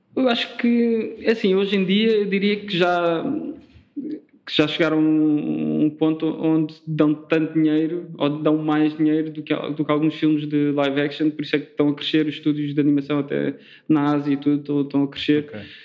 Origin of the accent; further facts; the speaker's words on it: Faro, Algarve, Portugal; moved away as an adult; also born or lived in Lisbon; eu sou de Faro, sou do Algarve, e vim estudar como grande parte de, dos estudantes algarvios vêm estudar para Lisboa